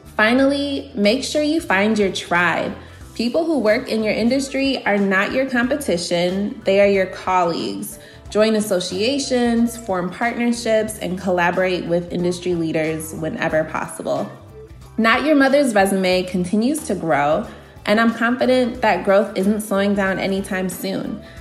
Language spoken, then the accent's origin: English; Aurora, Illinois, United States; I'm from Aurora, Illinois, in the Chicago suburbs